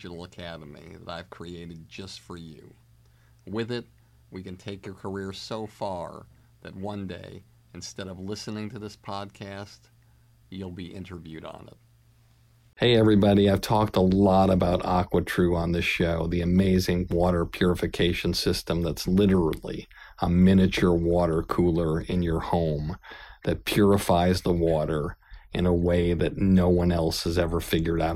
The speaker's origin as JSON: {"language": "English", "town": "Boston", "region": "Massachusetts", "country": "United States", "said": "I'm from Boston."}